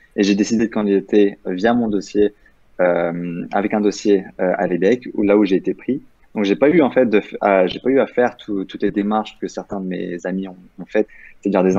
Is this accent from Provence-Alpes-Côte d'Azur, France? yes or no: yes; Nice, Provence-Alpes-Côte d'Azur, France; moi, je viens de, de Nice de base